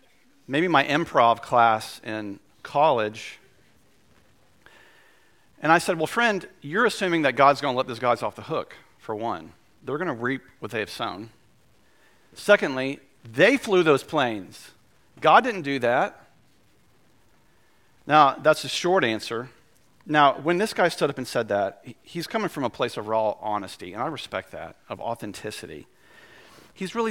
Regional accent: Winston-Salem, North Carolina, United States; downtown Winston, my hometown

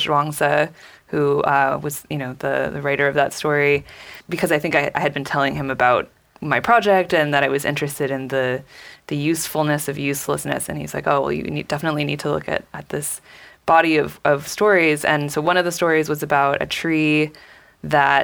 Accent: California, United States; I grew up in California

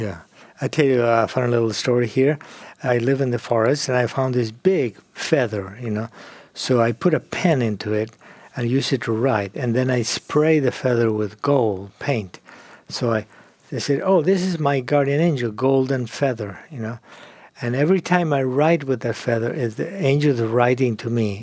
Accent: Argentina; moved away as an adult; also born or lived in Europe / England; now in California, United States; I grew up in Argentina

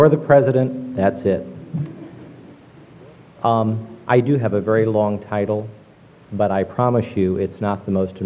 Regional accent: Fort Wayne, Indiana, United States; moved away as an adult; also born or lived in Austin, Texas; now in Washington, D.C., United States; I was born and raised in Fort Wayne, Indiana. My parents still live there.

